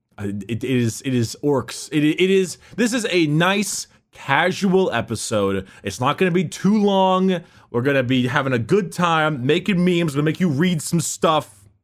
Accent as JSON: {"language": "English", "country": "United States", "said": "we're American"}